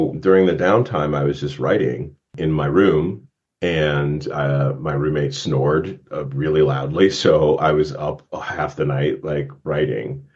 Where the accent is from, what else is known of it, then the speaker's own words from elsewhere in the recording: Warren, Ohio, United States; moved away; Raceville, Ohio, which is where I spent my youth